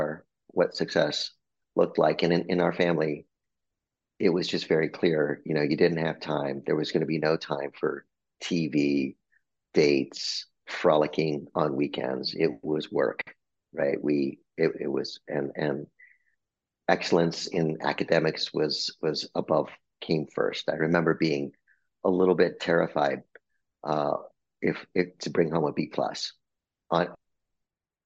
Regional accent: Albuquerque, New Mexico, United States; moved away; I'm a Mexican-American kid from Albuquerque, New Mexico. I was born in New Mexico.

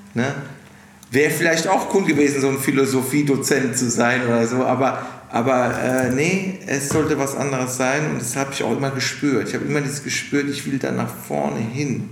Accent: Mannheim, Baden-Württemberg, Germany; accent: Kurpfälzisch; dass ich aus Mannheim bin und ich diesen Dialekt nicht rauskriege

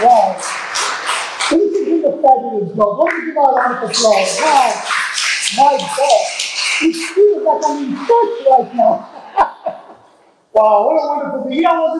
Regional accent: Texas, United States; So I'm from Texas, actually. I mean, I look it, but I'm actually from Texas.

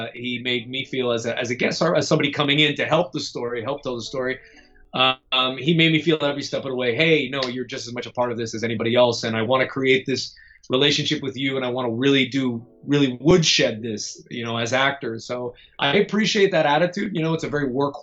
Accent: Florida, United States; I'm from Florida

